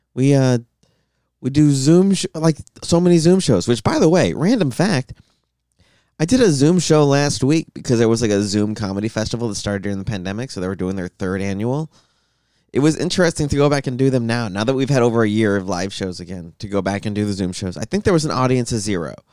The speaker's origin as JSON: {"language": "English", "town": "Tucson", "region": "Arizona", "country": "United States", "moved": "yes", "said": "I'm from Tucson"}